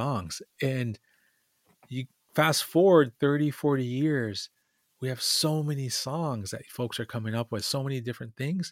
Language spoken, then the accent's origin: English; Lower Sioux, Minnesota, United States; I'm from Lower Sioux, a little tiny community in southern Minnesota.